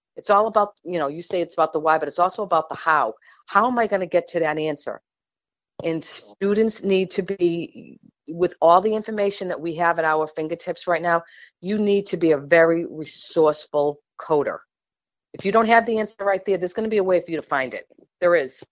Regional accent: New England, United States; I'm from New England and I'm a Patriots fan.

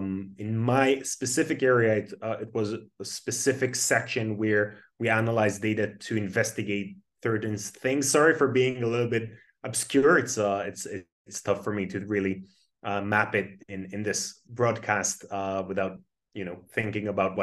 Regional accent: Tel Aviv, Tel Aviv District, Israel; born and raised in Tel Aviv. I started my career in A200, which is the intelligence unit in Israel

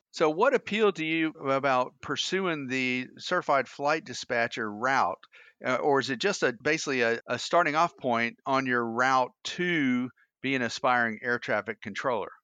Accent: Atlanta, Georgia, United States; moved away; P D K, my hometown in, uh, in Atlanta.

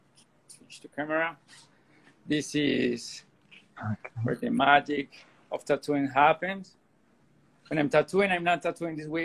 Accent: Colombia; I'm from Colombia.

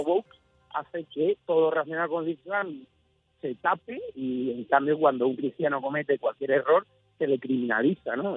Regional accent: Spain

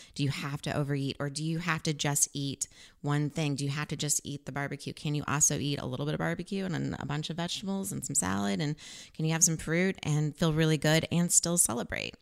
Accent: Missouri, United States; also born or lived in Farmington, Missouri; I was born in Farmington, Missouri, and I traveled with my mom and my sister and lived in different places all over Missouri

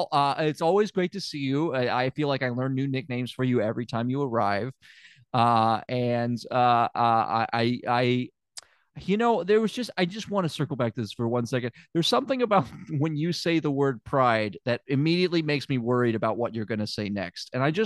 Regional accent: Memphis, Tennessee, United States; I don't know if I ever mentioned it. I'm from Memphis.

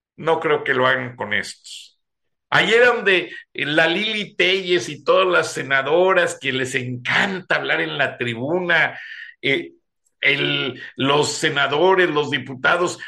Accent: Guanajuato, Mexico; yo soy guanajuatense

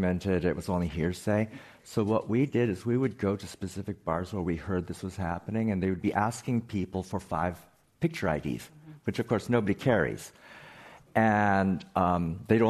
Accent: Hawaii, United States; moved away; also born or lived in Midwest; I was born and raised in the Midwest, but I grew up in Hawaii, and so I grew up in an Asian American culture

